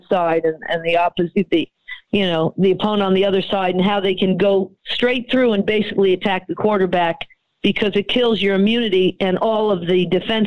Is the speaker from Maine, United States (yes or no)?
no; New York area, United States; I'm from the New York area